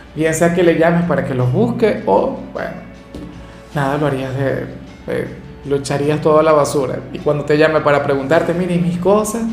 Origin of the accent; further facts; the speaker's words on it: Venezuela; acá en Venezuela